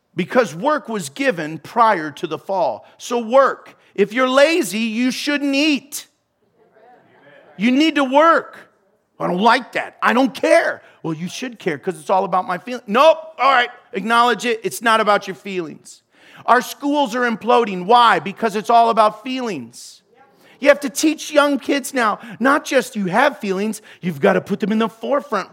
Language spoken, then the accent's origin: English; United States; I'm American.